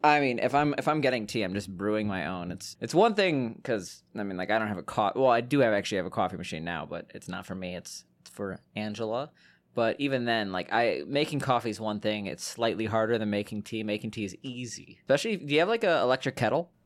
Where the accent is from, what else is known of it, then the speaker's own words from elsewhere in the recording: Chicago, Illinois, United States; we're both from Chicago